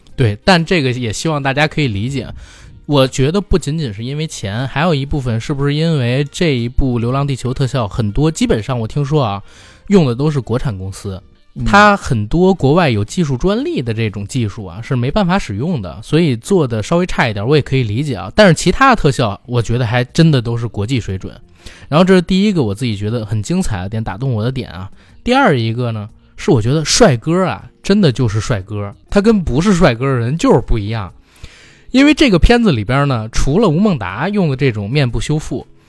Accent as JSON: {"language": "Chinese", "country": "China", "said": "他把属于我们中国人独有的一种价值观拍出来了"}